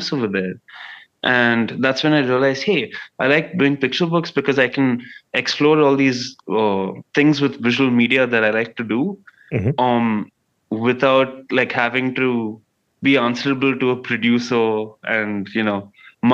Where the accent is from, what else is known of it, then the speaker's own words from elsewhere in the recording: United Arab Emirates; also born or lived in Bangalore, India; I was born in Bangalore and raised between like Sharjah and Dubai in the United Arab Emirates.